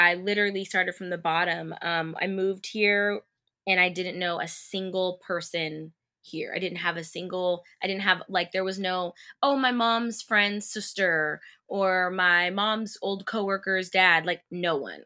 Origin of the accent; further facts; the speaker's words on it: Bakersfield, California, United States; moved away; growing up in Bakersfield watching Disney Channel on T V